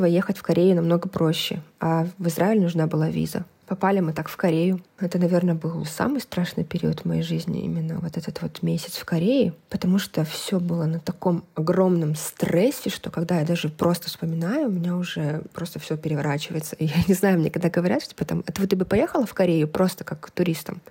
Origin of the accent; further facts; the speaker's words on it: Kazakhstan; also born or lived in Almaty, Kazakhstan / South Korea; я из Казахстана, и мы жили в Алмате.